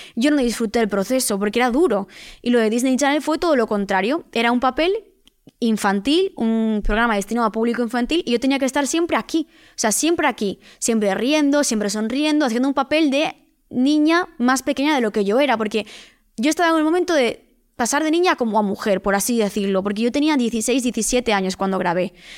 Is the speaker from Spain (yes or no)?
yes; Vigo, Galicia, Spain; soy de Vigo, vivo en Vigo, no en Madrid